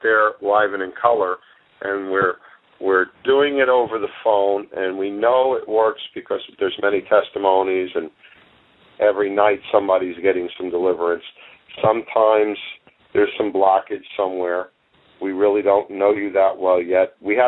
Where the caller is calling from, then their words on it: Easton, Pennsylvania, United States; I'm near Easton, Pennsylvania. I'm 5 miles west of Easton. I'm an hour from New York City.